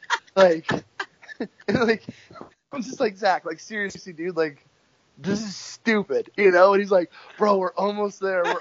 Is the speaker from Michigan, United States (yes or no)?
no; California, United States; And so here I come from California, flatlander